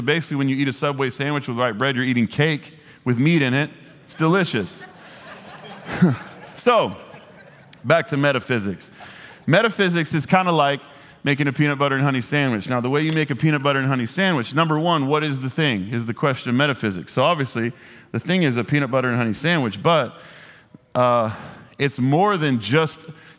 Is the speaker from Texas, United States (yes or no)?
yes; Dallas, Texas, United States; I grew up here in Dallas. I don't know if this is like a Southern original thing.